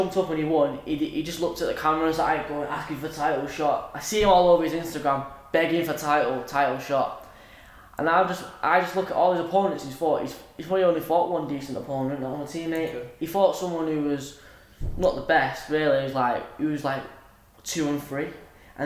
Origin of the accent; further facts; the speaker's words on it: Manchester, North West England, United Kingdom; I'm from Withenshaw.